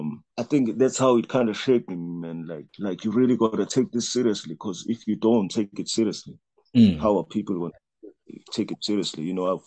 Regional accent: KwaMashu, KwaZulu-Natal, South Africa; Okay, I was growing up in Kwa-Mashu.

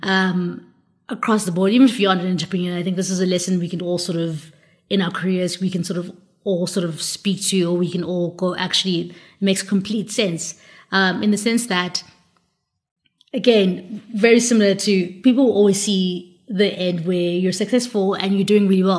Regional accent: South Africa; as an African, as as South African specifically

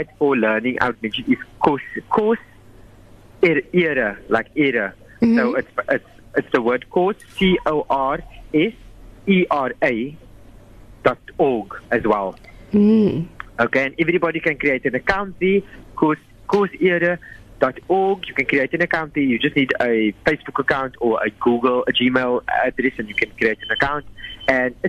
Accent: South Africa; we are South African and we're in Africa.

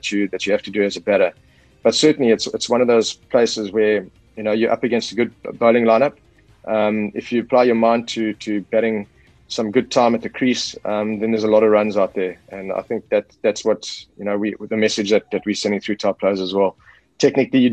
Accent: South Africa

